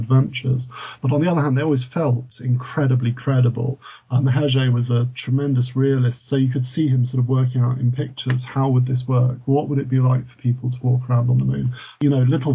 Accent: United Kingdom; born or raised there; also born or lived in France

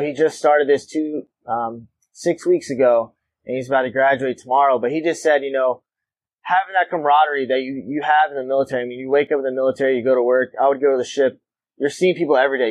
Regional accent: Wilmington, North Carolina, United States; I grew up in Wilmington, North Carolina

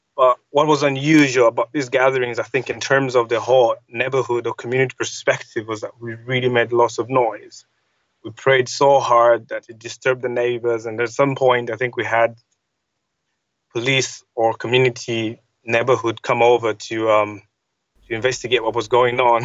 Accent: Zambia; I grew up in Zambia

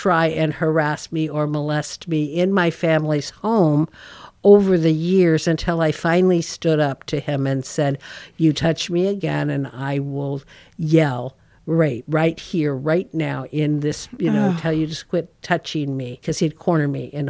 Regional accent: Yuba City, California, United States; Growing up in Yuba City

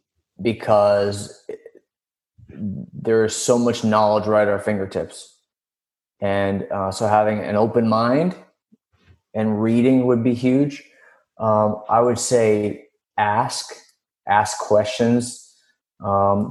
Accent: Dallas, Texas, United States; I grew up in Dallas

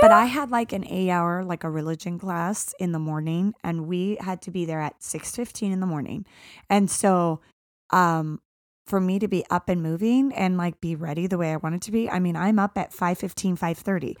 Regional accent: Arizona, United States; growing up in Arizona

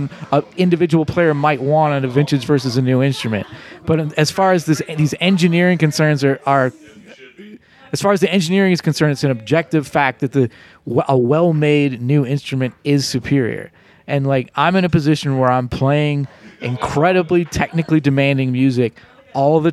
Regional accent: Pittsburgh, Pennsylvania, United States; moved away as an adult; now in New Orleans, United States; I grew up in Squirrel Hill in Pittsburgh. It was a Jewish enclave.

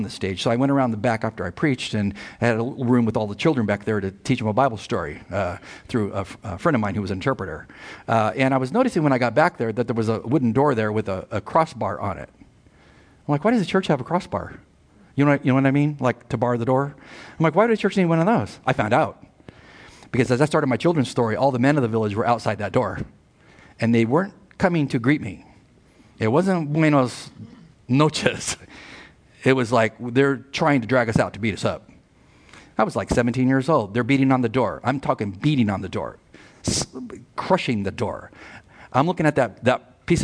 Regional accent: United States; I grew up on the border, born and raised there

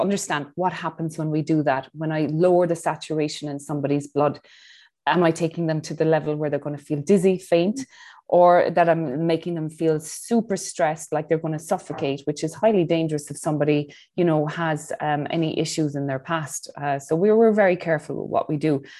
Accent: Ireland; now in Dubai, United Arab Emirates; I'm Irish

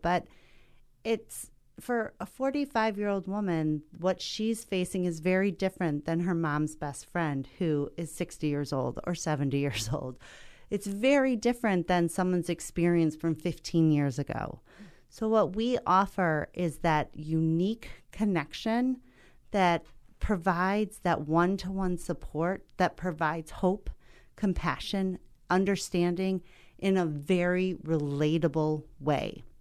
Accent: Milwaukee, Wisconsin, United States; my hometown of Milwaukee, Wisconsin

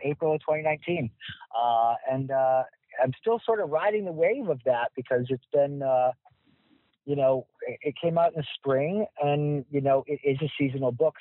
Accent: Michigan, United States; now in New York City, United States; I'm a Midwest guy too. I'm from Michigan

